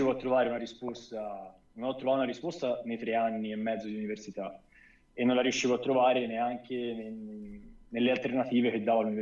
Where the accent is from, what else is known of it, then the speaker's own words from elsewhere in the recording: near Florence, Tuscany, Italy; accent: Tuscan; also born or lived in Sicily; Toscano. Vicino Firenze.